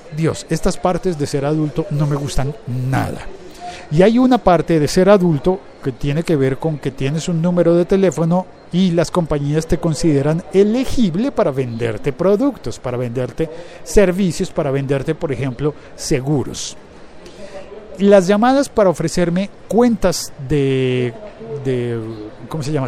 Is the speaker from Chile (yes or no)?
no; Bogotá, Colombia; mi ciudad, en Bogotá